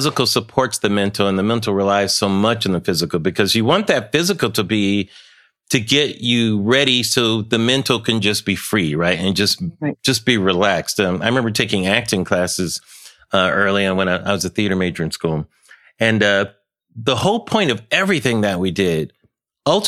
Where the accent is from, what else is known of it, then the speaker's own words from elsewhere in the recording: Pomona, California, United States; I grew up in Pomona, California.